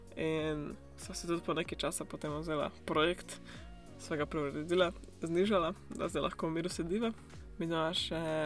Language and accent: Slovenian; Slovenia; moved away as an adult; now in New Zealand; odkar sem šla iz Slovenije